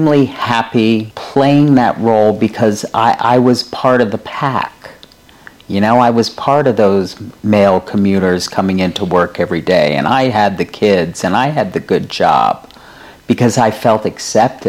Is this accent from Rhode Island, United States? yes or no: yes; Rhode Island, United States; moved away as an adult; also born or lived in Manhattan, New York; now in New York, United States; since we were babies growing up in Rhode Island.